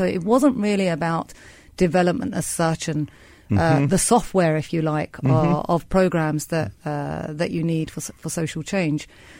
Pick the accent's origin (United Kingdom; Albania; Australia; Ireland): United Kingdom; now in Turkey; So I actually grew up in the UK, as you can tell by my accent. And when I graduated with an economics and politics degree, I wanted to move out to Turkey, back to my homeland